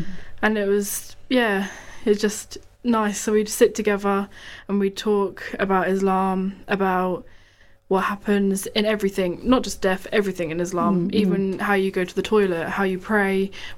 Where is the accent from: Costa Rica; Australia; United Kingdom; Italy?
United Kingdom; Bedford, East of England; So, assalamu alaikum, everyone. … I'm from Bedford.